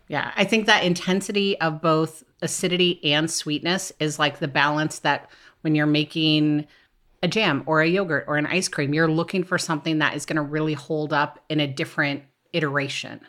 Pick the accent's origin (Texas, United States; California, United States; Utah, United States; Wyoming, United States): Wyoming, United States; moved away as an adult; now in Oregon, United States; I grew up in Wyoming